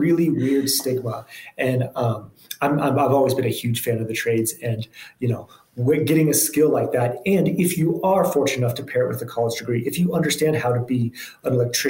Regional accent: Boulder, Colorado, United States; also born or lived in Memphis, Tennessee; I grew up in Boulder, Colorado, and kind of spent close to my whole childhood there. Spent a little bit of time in Memphis, Tennessee

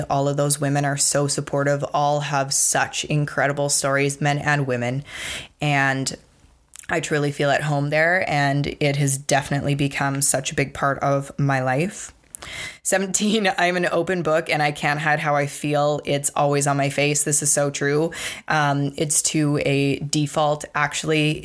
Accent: Provost, Alberta, Canada; I grew up in Provost, Alberta

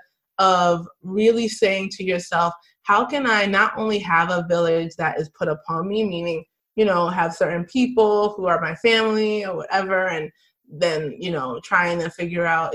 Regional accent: United States; I'm Nigerian American. I grew up here in America, but my family was born in Nigeria.

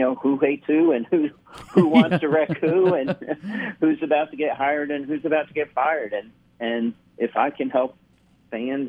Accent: Indianapolis, Indiana, United States; moved away; Well, I grew up in Indianapolis. Okay. I moved to Indianapolis when I was 10.

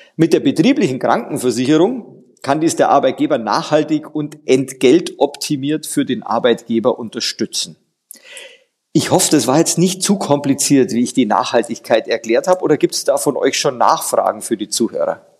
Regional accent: Bavaria, Germany; bei mir als Bayer

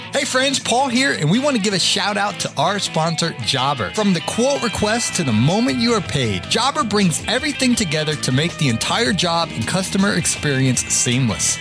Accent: Georgia, United States; I'm from Georgia

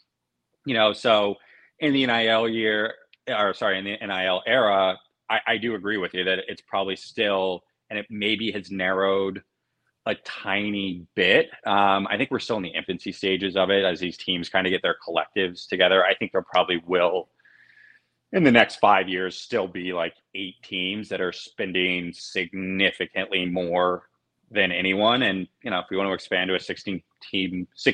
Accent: Cincinnati, Ohio, United States; moved away; I'm originally from Cincinnati

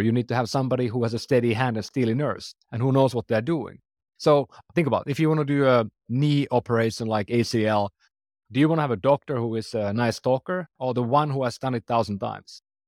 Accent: Finland; English is a second language; I'm from Finland, for example. That's why I speak funny.

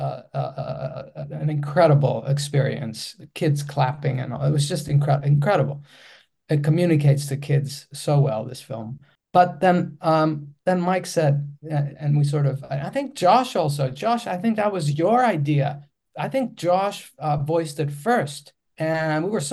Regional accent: Athens, Attica, Greece; English is a second language; I come from Athens, Greece, and Greece is a small country. And I grew up in a small suburb in Athens, and I'm speaking a different language

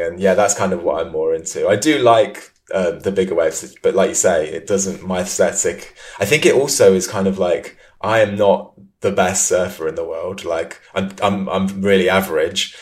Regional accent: Leamington Spa, West Midlands, United Kingdom; moved away; also born or lived in London; I grew up in Leamington Spa, which is pretty much the centre of England

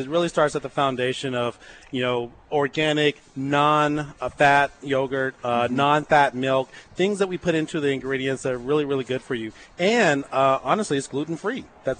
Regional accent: Oklahoma, United States; moved away; also born or lived in California; I'm from Oklahoma, born and raised. Went to OU about 20 years ago

